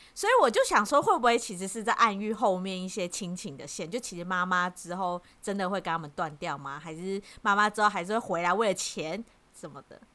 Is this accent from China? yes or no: no; Taiwan; 身为台湾人